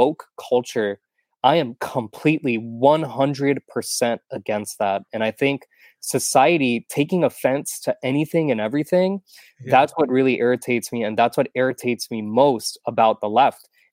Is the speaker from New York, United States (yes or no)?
no; Texas, United States; now in Florida, United States; I'm a Texan.